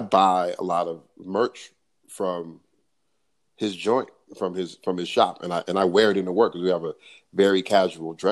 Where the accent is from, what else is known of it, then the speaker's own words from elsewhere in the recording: Los Angeles, California, United States; I grew up in South LA, with a single mom